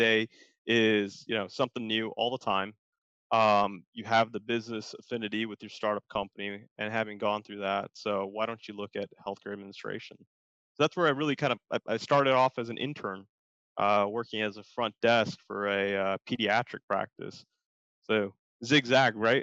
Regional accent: Detroit, Michigan, United States; also born or lived in Chicago, Illinois; now in Texas, United States; I grew up in Chicago and mostly Detroit

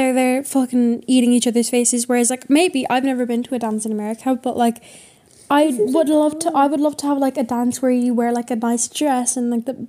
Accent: Ireland

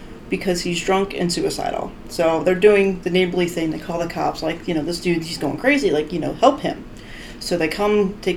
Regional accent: Florida, United States; moved away as an adult; now in Michigan, United States; I grew up in Florida, I don't tell many people that, but I grew up in Florida.

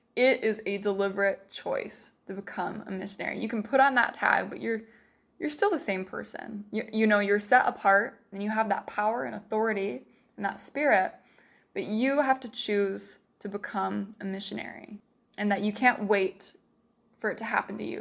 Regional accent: Salem, Utah, United States; moved away; I'm from Salem, Utah

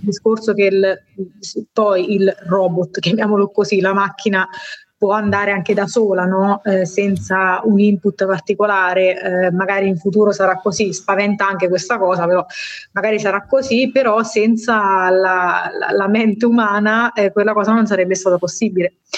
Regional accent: Marche, Italy; moved away as an adult; now in Bologna, Italy; sono marchigiana

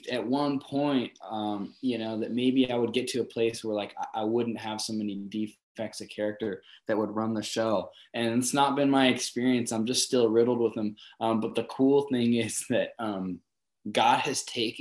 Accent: Torrance, California, United States; also born or lived in Los Angeles; I was born in Torrance

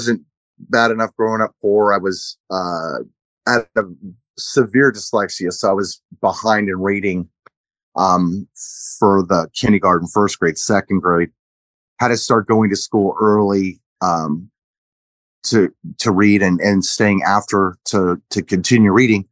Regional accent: Orange County, California, United States; also born or lived in Big Island, Hawaii; I grew up in Orange County. We moved to Orange County when I was 3 and a half, maybe

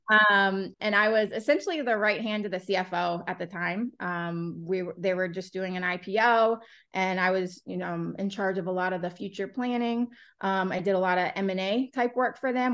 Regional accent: Florida, United States; moved away; I'm from Florida originally

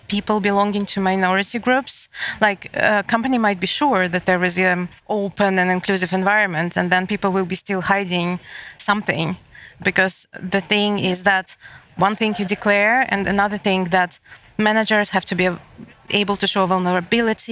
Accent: Moscow, Russia; moved away as an adult; now in Malmö, Sweden; I live in Malmö, and I'm coming from Moscow

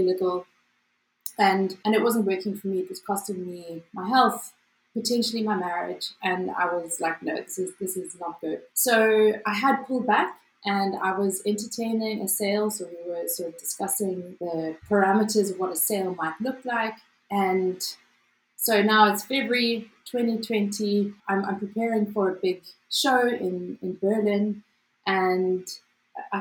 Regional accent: South Africa; As a South African

